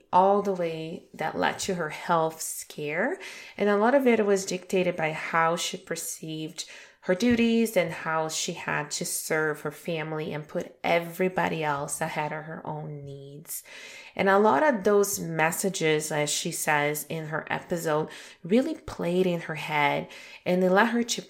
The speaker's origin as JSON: {"language": "English", "country": "Brazil", "also_born_or_lived": "Toronto, Canada", "moved": "yes", "said": "Brazil, which is my home country"}